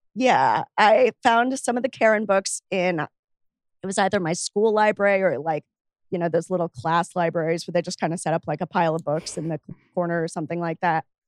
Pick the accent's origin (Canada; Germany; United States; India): United States; Miami, Florida; where I grew up in Miami